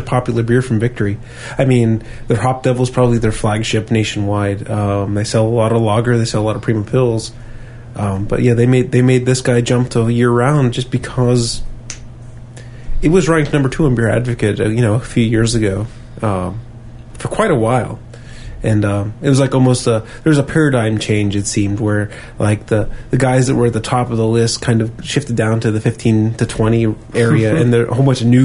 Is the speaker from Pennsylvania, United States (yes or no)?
yes; Pittsburgh, Pennsylvania, United States; we're just from Pittsburgh. We don't know how to speak properly